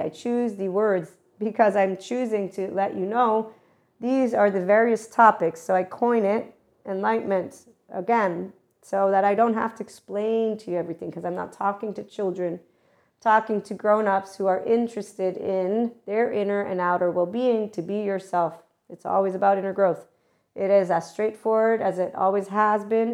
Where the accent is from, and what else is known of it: United States